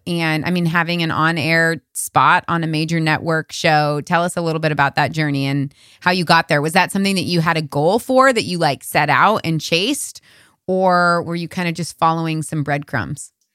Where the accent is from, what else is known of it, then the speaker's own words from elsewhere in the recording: United States; I was born and raised in America